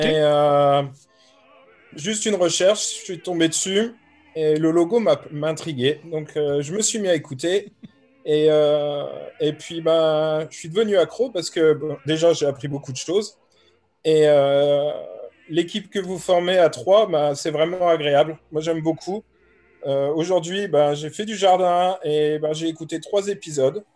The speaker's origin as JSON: {"language": "French", "country": "France", "moved": "yes", "lives_now": "Canterbury, United Kingdom", "said": "je suis français et je vis en Angleterre"}